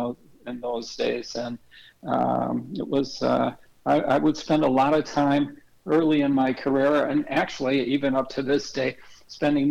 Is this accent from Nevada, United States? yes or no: no; St. Louis Park, Minnesota, United States; moved away as an adult; also born or lived in Wisconsin; I'm originally from Minneapolis and St. Louis Park specifically, went to high school there.